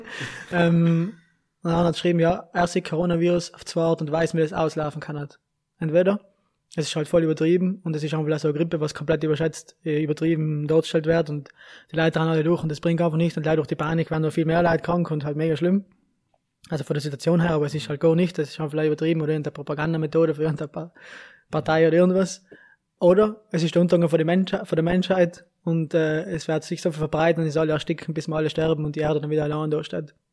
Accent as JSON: {"language": "German", "town": "Brixen", "region": "Trentino-Alto Adige", "country": "Italy", "said": "Ich bin oder? von Brixen"}